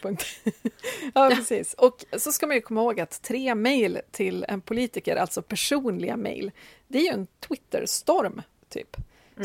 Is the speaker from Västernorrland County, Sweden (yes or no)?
yes; Timrå, Västernorrland County, Sweden; kommunen som jag är uppväxt i, Timrå